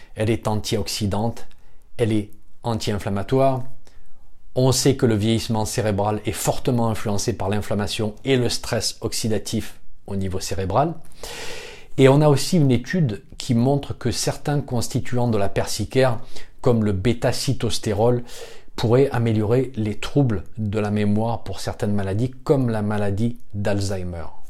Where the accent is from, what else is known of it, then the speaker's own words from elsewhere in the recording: France; chez nous en France